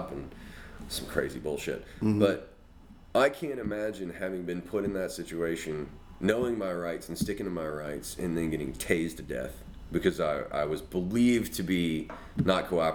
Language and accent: English; Mobile, Alabama, United States; I grew up in Alabama and in Mobile